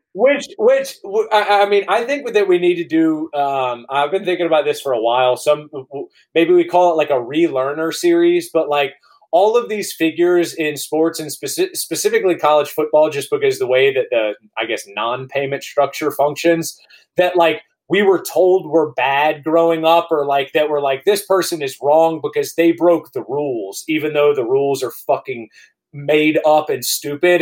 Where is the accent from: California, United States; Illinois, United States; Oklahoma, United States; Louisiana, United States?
Louisiana, United States; Baton Rouge; also born or lived in Georgia; I grew up in Baton Rouge, where one mile away from where I'm sitting right now